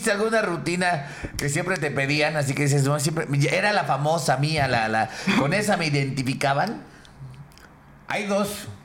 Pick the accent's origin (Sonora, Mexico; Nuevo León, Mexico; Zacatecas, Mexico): Nuevo León, Mexico; los codos somos los regios.